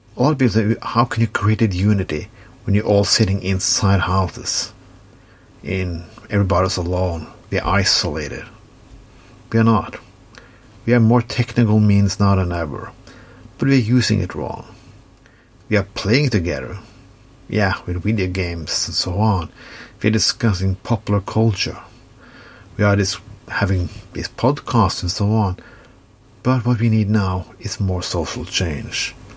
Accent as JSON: {"language": "English", "country": "Norway"}